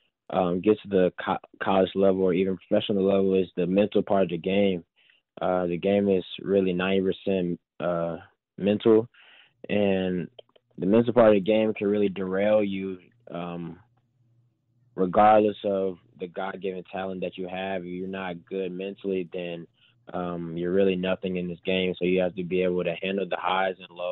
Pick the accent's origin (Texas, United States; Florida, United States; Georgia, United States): Georgia, United States; Atlanta; I'm from Atlanta